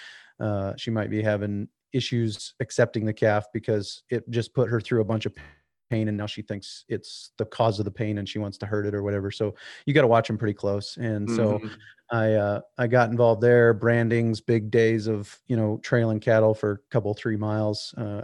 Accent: South Dakota, United States; So I grew up in Western South Dakota, and we here in South Dakota make a distinction between Western and South Dakota.

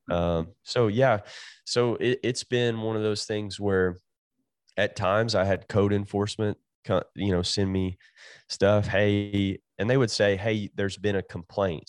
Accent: Jenkins, Kentucky, United States; moved away as an adult; also born or lived in Tennessee; now in California, United States; Jenkins, Kentucky. I graduated from Jenkins High School

